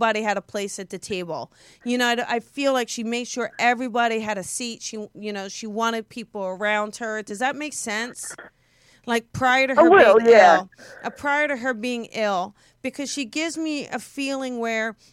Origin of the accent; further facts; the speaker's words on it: New Jersey, United States; moved away; I'm from South Jersey